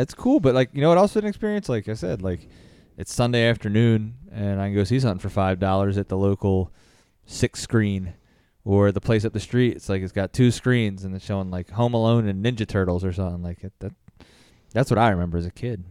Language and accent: English; Philadelphia, Pennsylvania, United States; I'm from Philly, but my neighborhood in, uh, Roxborough